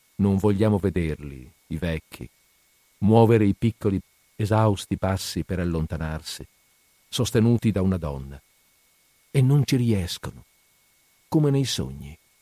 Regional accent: Padua, Veneto, Italy; Noi padovani, io sono padovano, noi padovani quelle tronche non le conosciamo

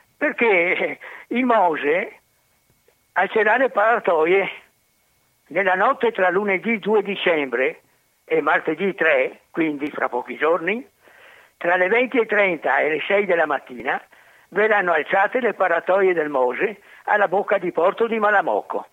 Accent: Venice, Veneto, Italy; da veneziano, nato il 5 luglio 1943, ho visto 300 acque alte di tutte le misure

